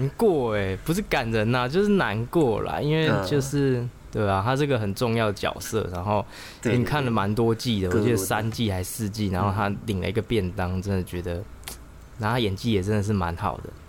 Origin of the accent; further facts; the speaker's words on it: central-southern Taiwan, Taiwan; 我们中南部的人